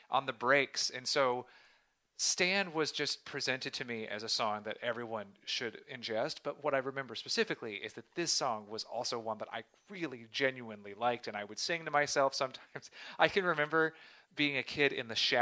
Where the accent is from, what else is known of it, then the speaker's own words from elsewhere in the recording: Southeast Tennessee, United States; growing up in Southeast Tennessee